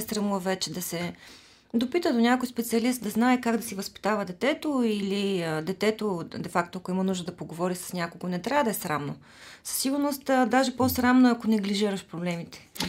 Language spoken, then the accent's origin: Bulgarian; Nesebar, Burgas Province, Bulgaria; moved away; also born or lived in Sofia; аз съм от Несебър и когато дойдох в София